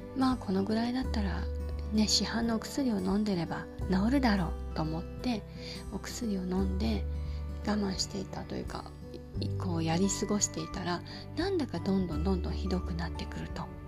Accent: Yokosuka, Kanagawa, Japan; 私の実家が横須賀

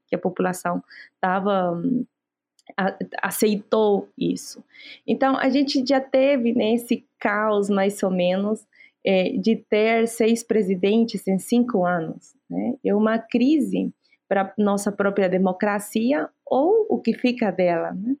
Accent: Abancay, Apurímac, Peru; Portuguese is a second language; moved away; eu venho dos Andes do Sul do Peru, né, de Apurímac, Abancay

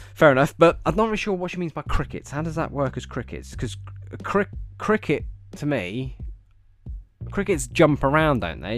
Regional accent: England, United Kingdom; I was from England.

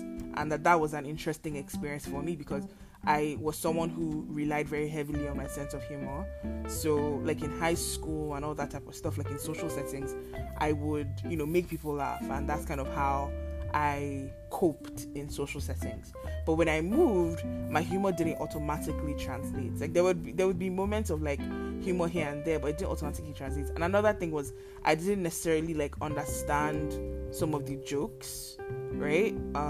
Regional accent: Lagos, Nigeria; now in Canada; Like I feel like I moved to Canada with like a very plain base because I grew up in Lagos, like, you know, like the accents around me weren't particularly strong.

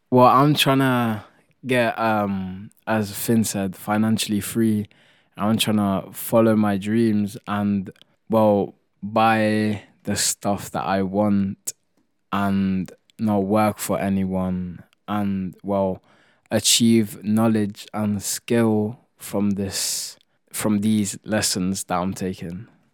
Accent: Italy; moved away; I come from Italy and that's what we do, we just like to cook

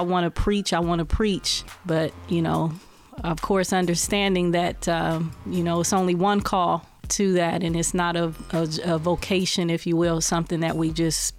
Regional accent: Columbus, Ohio, United States; I'm from Columbus, Ohio, born and raised, graduated from the Brookhaven High School.

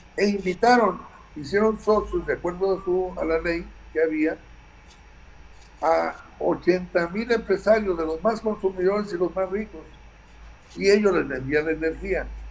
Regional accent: Mexico

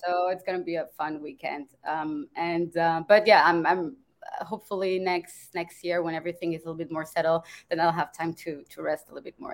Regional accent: France; moved away as an adult; also born or lived in Germany / Dubai / Rome, Italy; I'm from France, but it's been a long time since I, I since I live in France

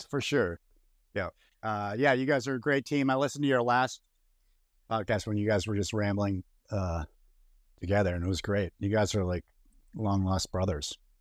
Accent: Boston, Massachusetts, United States; moved away; also born or lived in Boulder, Colorado; my hometown of Boston

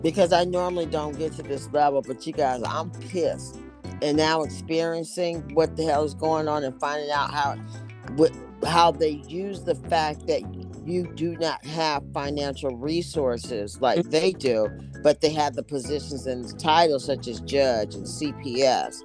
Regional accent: Oakland, California, United States; I'm from East Oakland.

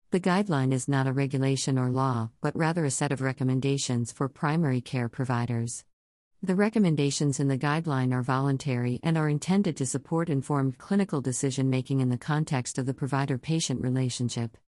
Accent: Newcastle, Wyoming, United States; I am from Newcastle, Wyoming

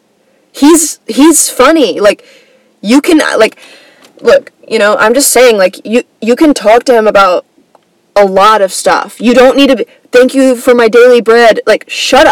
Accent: Atlanta, Georgia, United States; I grew up in Atlanta, like the Atlanta area, kind

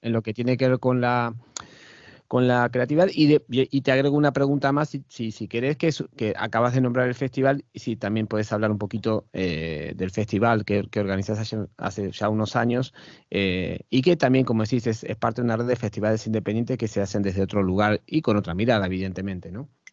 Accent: Argentina; moved away; mi país de origen, que es, Argentina.

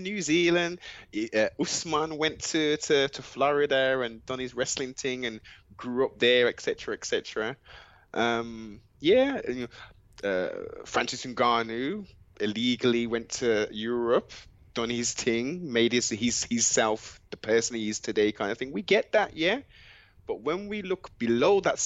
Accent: England, United Kingdom; our foreparents came over to the UK from the Caribbean. We have the citizenship of being British

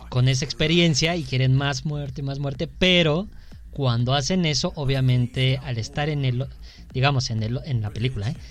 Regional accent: Mexico; Porque somos mexicanos

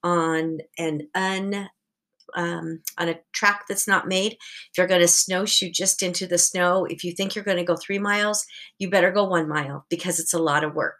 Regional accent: Portland, Oregon, United States; I grew up in Portland

